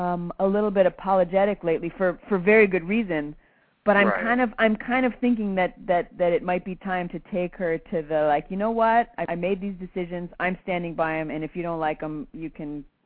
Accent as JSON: {"language": "English", "region": "Midwest", "country": "United States", "accent": "Midwestern", "said": "which is the same with me and my Midwestern accent."}